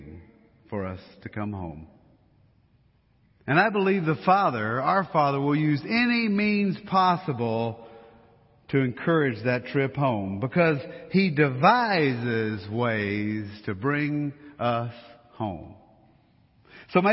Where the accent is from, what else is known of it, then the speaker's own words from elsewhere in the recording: Louisiana, United States; now in Colorado, United States; Since we're from Louisiana